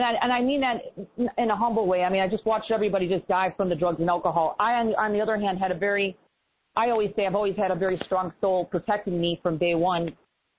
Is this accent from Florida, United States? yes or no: no; Chicago, Illinois, United States; moved away; also born or lived in East Coast; I'm originally from Chicago